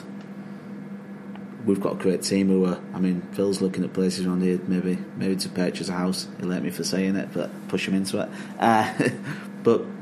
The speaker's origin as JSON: {"language": "English", "town": "Hull", "region": "Yorkshire and the Humber", "country": "United Kingdom", "tie": "born or raised there", "also_born_or_lived": "London / Lake District / Scotland", "moved": "as an adult", "lives_now": "Yorkshire, United Kingdom", "said": "Family were all in Hull. I grew up in Hull."}